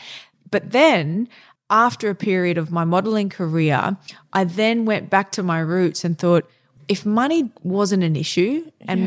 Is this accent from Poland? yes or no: no; Townsville, Queensland, Australia; moved away; also born or lived in Brisbane / Singapore / Germany / New York; I grew up in Townsville, which was very much outdoor focused.